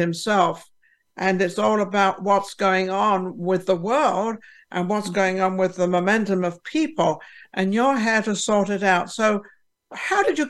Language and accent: English; England, United Kingdom; now in Las Vegas, United States; I'm from England